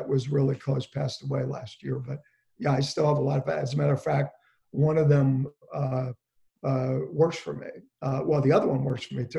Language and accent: English; Englewood, New Jersey, United States; We're from Englewood. We're both from Englewood.